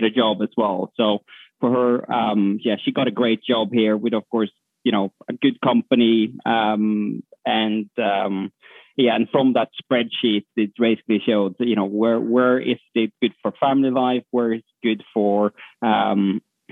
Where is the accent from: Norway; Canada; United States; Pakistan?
Norway; moved away; also born or lived in London; So I'm from Norway